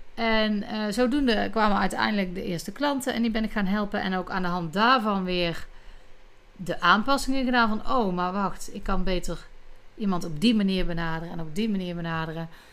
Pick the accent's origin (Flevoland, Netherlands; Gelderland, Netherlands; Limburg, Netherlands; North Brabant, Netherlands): North Brabant, Netherlands; accent: Brabantse tongval; mijn Brabantse tongval